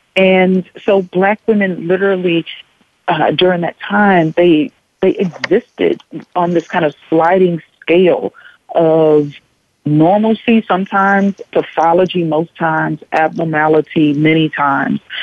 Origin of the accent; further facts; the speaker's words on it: Kingstree, South Carolina, United States; moved away; a black woman growing up in a very small southern town in South Carolina